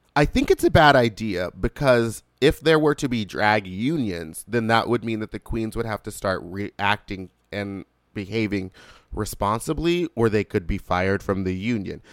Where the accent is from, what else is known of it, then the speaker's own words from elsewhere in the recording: the South, born in Louisiana, United States; I'm from the South